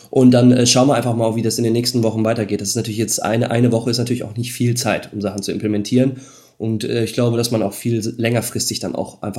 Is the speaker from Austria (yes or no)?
no; Netherlands; now in Germany; ich muss sagen, ich komme aus Holland, jetzt nicht die Fahrradhochburg hier, so wie dann vielleicht eine andere Stadt Münster in der Nähe von Holland.